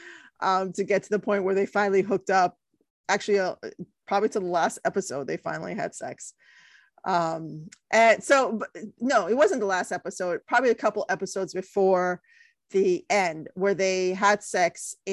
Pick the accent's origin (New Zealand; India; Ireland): India; I know I'm Indian. I'm putting my Indian culture to shame